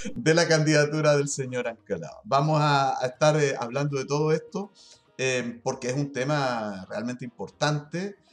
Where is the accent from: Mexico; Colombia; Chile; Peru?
Chile; somos nosotros los chilenos